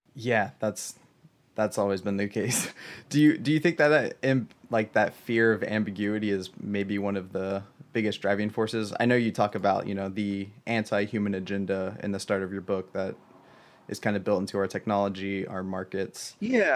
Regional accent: Southern Ohio, United States; I grew up in Southern Ohio

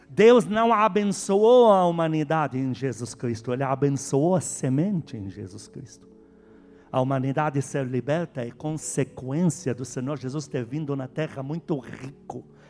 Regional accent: Lebanon; Portuguese is a second language; now in Brazil; eu, o estrangeiro que veio endemoniado do Líbano, se converteu aqui

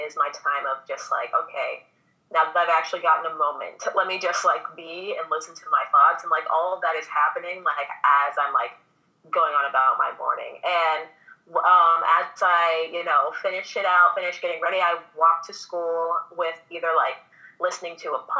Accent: Missouri, United States; also born or lived in Minnesota; now in Louisiana, United States; I actually was not born in Louisiana. I was born in Missouri. My parents were born in Louisiana, and then we just found our way back down here somehow. But I'm from Missouri. We, as a family, moved to Minnesota, and then we moved to Louisiana.

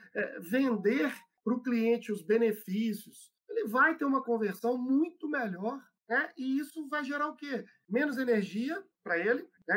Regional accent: Belo Horizonte, Minas Gerais, Brazil; moved away as an adult; eu sou aqui de BH, é, já estava morando fora de Belo Horizonte há muito tempo e queria voltar para casa, né? É velho mineiro

